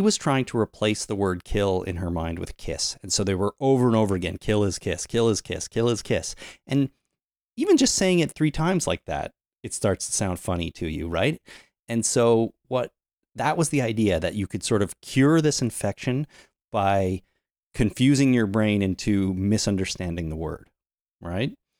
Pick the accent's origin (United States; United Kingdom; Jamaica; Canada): Canada; since we grew up in Canada, we know a little bit of French.